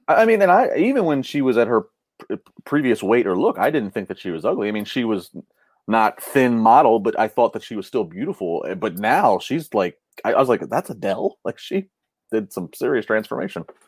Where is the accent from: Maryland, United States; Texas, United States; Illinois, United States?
Maryland, United States; now in Pittsburgh, United States; I grew up in Maryland